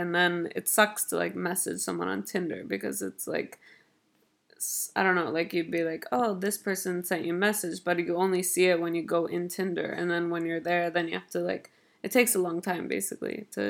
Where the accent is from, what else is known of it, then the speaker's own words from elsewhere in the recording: Los Angeles, California, United States; moved away; I'm from LA, by the way.